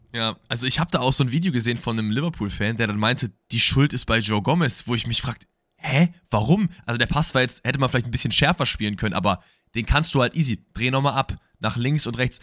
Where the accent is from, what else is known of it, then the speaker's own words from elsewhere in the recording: Germany; das Land ist, aus dem ich komme